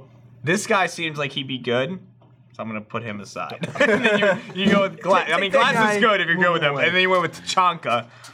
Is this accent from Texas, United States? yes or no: no; Boston, Massachusetts, United States; moved away; So I'm from Boston originally